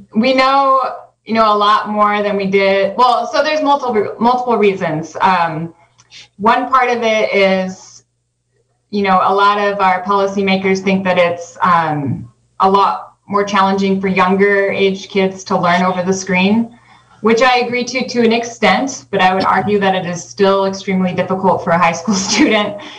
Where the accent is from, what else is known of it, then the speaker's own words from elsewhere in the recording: Northern California, United States; also born or lived in Arizona; now in Mendocino County, United States; we are both from Northern California